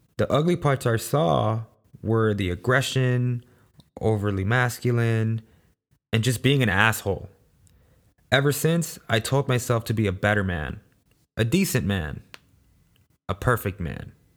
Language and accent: English; Los Angeles, California, United States; I was born and raised in South Central Los Angeles, also known as the ghetto.